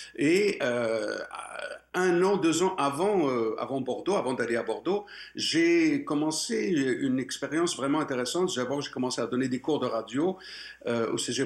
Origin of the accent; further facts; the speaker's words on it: Morocco; moved away as an adult; now in Quebec, Canada; je suis né au Maroc et jusqu'à l'âge de 22 ans, j'étais j'étais bien chez moi